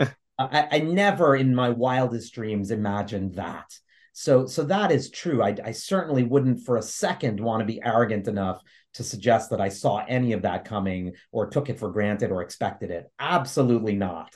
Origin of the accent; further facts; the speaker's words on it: New York City, New York, United States; I grew up in New York City in the Lower East Side